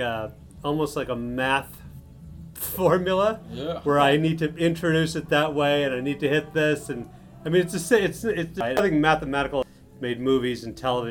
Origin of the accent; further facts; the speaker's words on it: Chicago, Illinois, United States; moved away as an adult; also born or lived in Upstate New York / New York; I was born and raised in Chicago